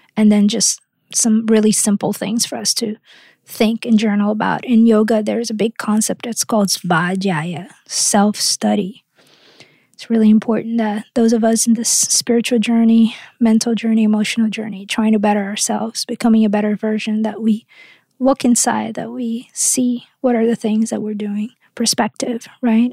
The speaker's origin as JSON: {"language": "English", "region": "Rio de Janeiro", "country": "Brazil", "tie": "born or raised there", "moved": "yes", "said": "I grew up surfing in Rio"}